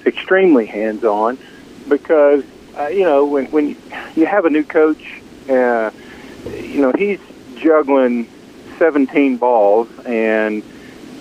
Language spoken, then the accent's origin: English; Memphis, Tennessee, United States; also born or lived in DeSoto County, Mississippi / Minnesota; I grew up in Memphis and DeSoto County area